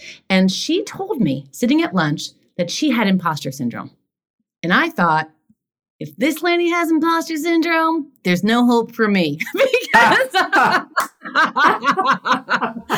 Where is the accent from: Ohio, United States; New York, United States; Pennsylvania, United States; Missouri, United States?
New York, United States; New York City; also born or lived in Los Angeles; now in New York, United States; I grew up in Queens.